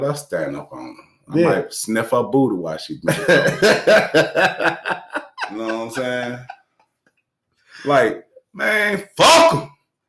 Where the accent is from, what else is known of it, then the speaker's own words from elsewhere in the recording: Arkansas, United States; Though we from Cleveland and I'm from Arkansas and everywhere else in between that we done moved in these years.